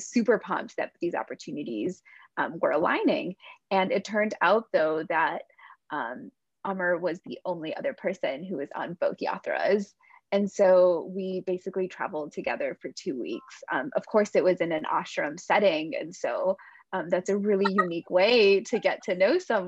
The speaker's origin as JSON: {"language": "English", "region": "Midwest", "country": "United States", "tie": "born or raised there", "said": "he and I were both born and raised in the Midwest"}